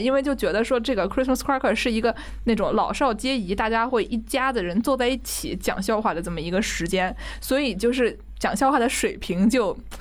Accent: Nanjing, Jiangsu, China; 我们南京人说的

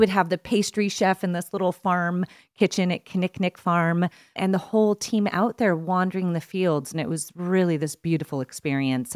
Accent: East Coast, United States; moved away as an adult; I grew up on the East Coast

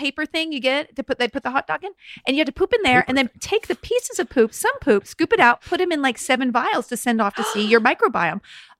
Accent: Alabama, United States; I'm from Alabama. I'm trying to escape my roots.

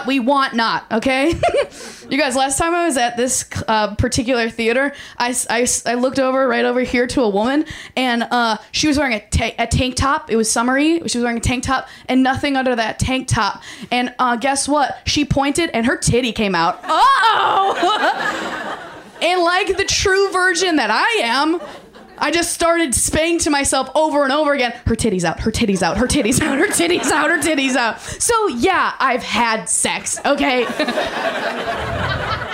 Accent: Minnesota, United States; now in Los Angeles, United States; I'm from Minnesota

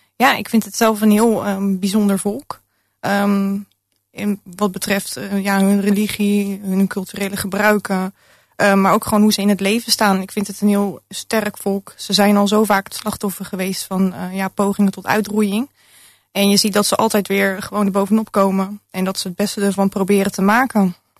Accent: Rotterdam, South Holland, Netherlands; mijn jeugd in Rotterdam-Zuid. Ik ben opgegroeid in een hele multiculturele arbeiderswijk.

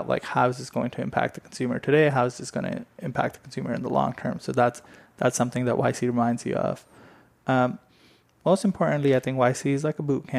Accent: India; now in United States; I grew up in India

